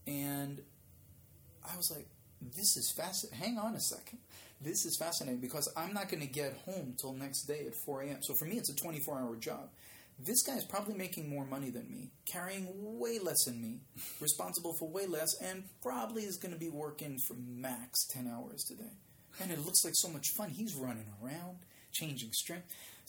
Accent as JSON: {"language": "English", "country": "Israel", "second_language": "English", "said": "You know, I don't sound like I'm from Israel, but English was not a language I spoke right."}